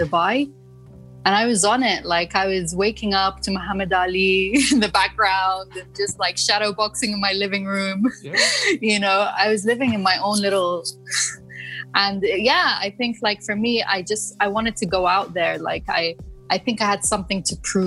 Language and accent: English; London, United Kingdom; moved away as an adult; also born or lived in Moscow, Russia; now in United Arab Emirates; I grew up in London. I studied there. I worked there. And I moved here around 8 years ago